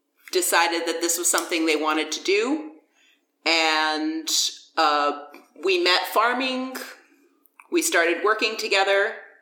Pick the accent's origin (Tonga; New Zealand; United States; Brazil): Brazil; moved away; I grew up in Brazil, where there are different varieties of peppers.